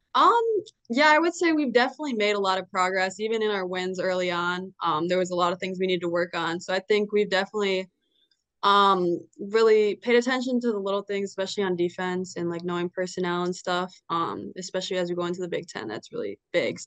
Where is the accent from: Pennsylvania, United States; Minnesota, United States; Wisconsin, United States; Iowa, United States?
Minnesota, United States; Stillwater; born or raised there; moved away as an adult; now in Bloomington, United States